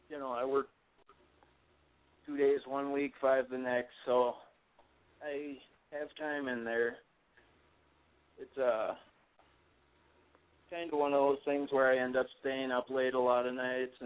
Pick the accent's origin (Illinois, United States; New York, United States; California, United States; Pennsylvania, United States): California, United States; Sacramento; moved away; Funny thing is, I come from California, too.